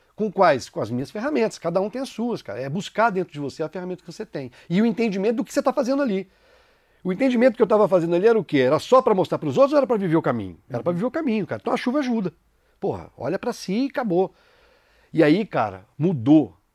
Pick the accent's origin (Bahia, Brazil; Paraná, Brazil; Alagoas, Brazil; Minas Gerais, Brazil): Minas Gerais, Brazil; São João del Rei; Eu sou de São João del Rei, Minas Gerais